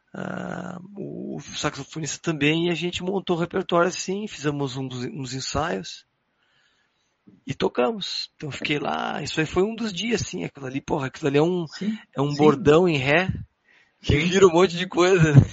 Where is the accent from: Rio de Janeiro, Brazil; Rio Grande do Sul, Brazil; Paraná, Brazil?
Rio Grande do Sul, Brazil; Porto Alegre; moved away as an adult; nunca tinha saído da cidade, né? Tipo, sempre fiquei em Porto Alegre